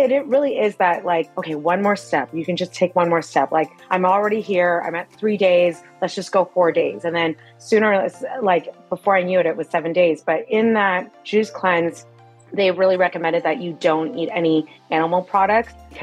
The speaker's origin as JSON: {"language": "English", "town": "Mississauga", "region": "Ontario", "country": "Canada", "tie": "born or raised there", "said": "I was born and raised in Mississauga, Ontario in Canada."}